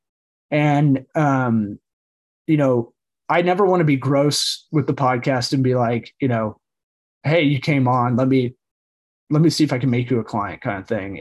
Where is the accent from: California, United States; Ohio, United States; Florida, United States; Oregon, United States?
Florida, United States; Tampa; also born or lived in Los Angeles; I'm one of the rare people that was born and raised in Tampa, the rare third generation